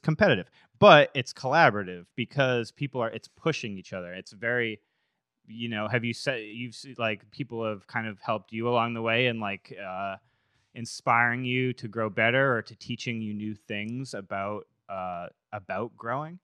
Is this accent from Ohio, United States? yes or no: no; Massachusetts, United States; I grew up in Mass